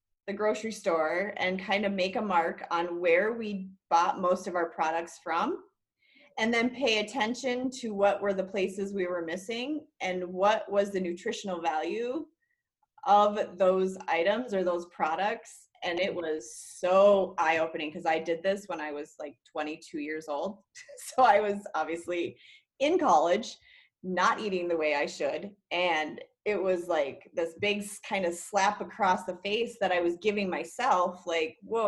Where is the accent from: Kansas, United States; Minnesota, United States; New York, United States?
Minnesota, United States; also born or lived in Wyoming / Oregon; now in Colorado, United States; my home state of Minnesota